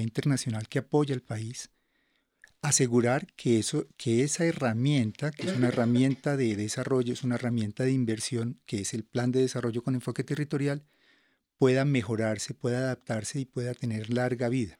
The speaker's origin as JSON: {"language": "Spanish", "country": "Colombia", "said": "nosotros como colombianos y colombianas"}